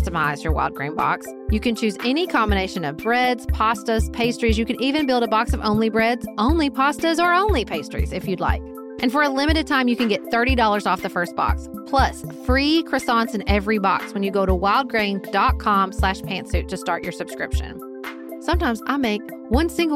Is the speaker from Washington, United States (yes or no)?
no; Paducah, Kentucky, United States; from my hometown of Paducah, Kentucky